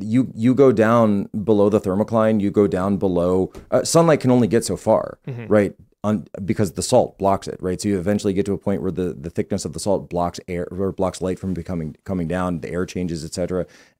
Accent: Canada; The future seems bleak to me as a Canadian.

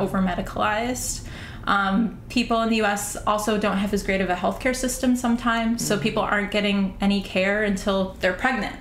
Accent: St. Paul, Minnesota, United States; now in New York City, United States; I'm originally from St. Paul, Minnesota

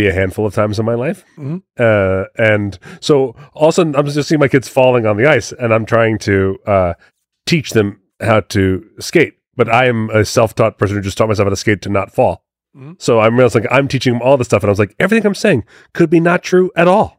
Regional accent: Monmouth County, New Jersey, United States; growing up in Monmouth County

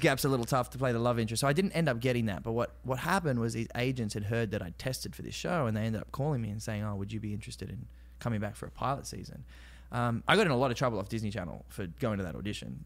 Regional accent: Australia; accent: Aussie; moved away as an adult; I'm Australian.

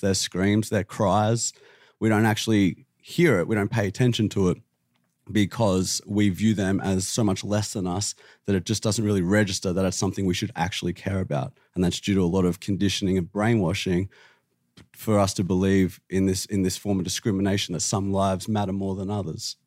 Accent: Australia; I'm from Australia

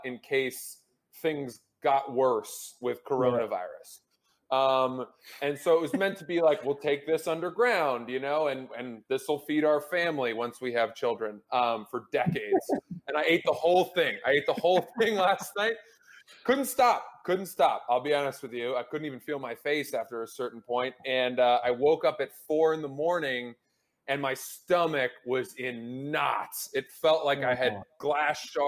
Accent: United States; I'm an American

